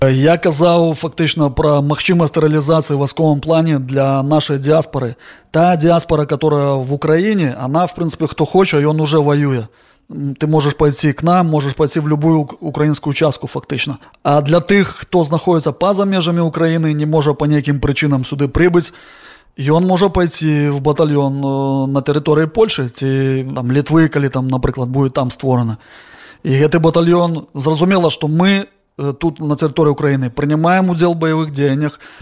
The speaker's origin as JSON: {"language": "Belarusian", "country": "Belarus", "said": "як беларусы"}